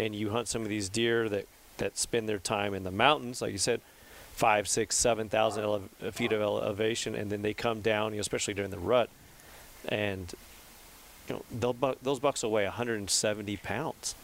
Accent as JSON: {"language": "English", "area": "Central Valley", "region": "California", "country": "United States", "tie": "born or raised there", "said": "I was born and raised in the Central Valley"}